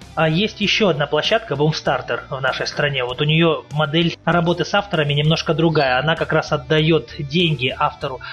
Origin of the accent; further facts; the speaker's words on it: Russian Far East, Russia; Я сам с Дальнего Востока